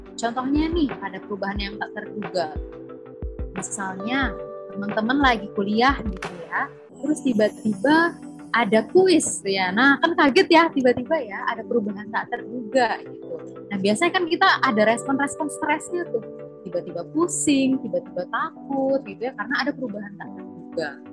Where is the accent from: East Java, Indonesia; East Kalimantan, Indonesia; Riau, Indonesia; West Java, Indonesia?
Riau, Indonesia; Pekanbaru; sebagai warga Pekanbaru